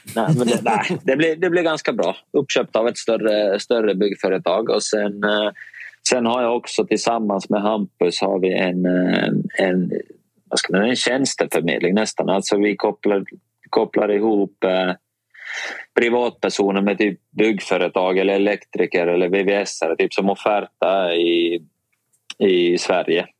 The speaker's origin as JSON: {"language": "Swedish", "country": "Finland", "moved": "yes", "lives_now": "Sweden", "said": "jag är finsk och lite rakare"}